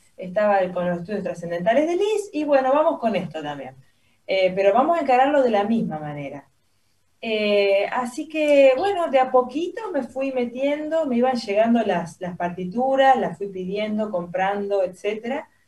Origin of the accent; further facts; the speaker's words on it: Santa Fe, Argentina; acá de chica en Santa Fe